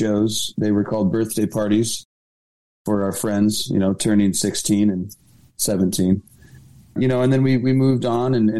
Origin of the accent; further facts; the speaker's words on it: Orange County, California, United States; we're from Orange County.